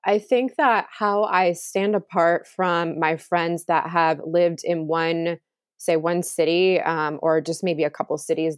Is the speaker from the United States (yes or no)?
yes; California, United States; also born or lived in Chicago; Well, I was born in Chicago, but I don't remember living there. And then right, others will say, well, wherever you spent your childhood, your formidable childhood years, that was California, but we don't have family there and I haven't been there in a very long time.